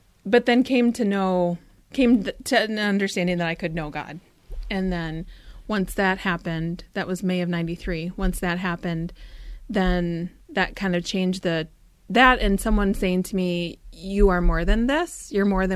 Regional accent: Stillwater, Minnesota, United States; I grew up in Stillwater, Minnesota, which is the birthplace of Minnesota

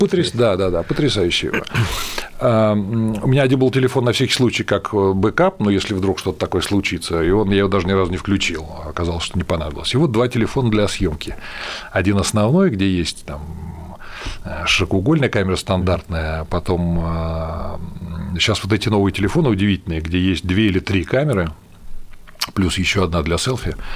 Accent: Russia; я из России

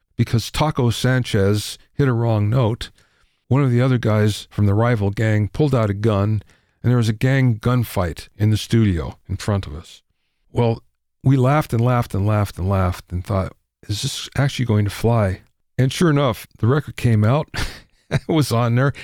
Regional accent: Minersville, Pennsylvania, United States; I grew up in Minersville, Pennsylvania, five thousand people

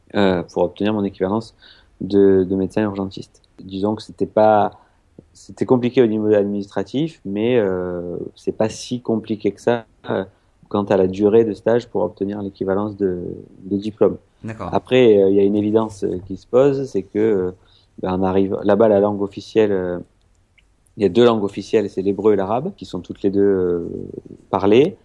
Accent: south of France, France; moved away as an adult; also born or lived in Israel; je, viens du sud de la France

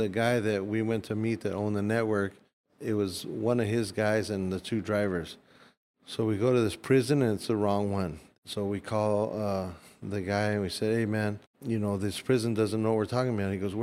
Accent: United States; I'm American

